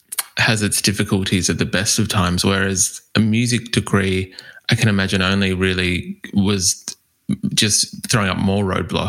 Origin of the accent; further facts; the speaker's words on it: Australia; We in Australia do have a habit of kind of making things more nasally and butchering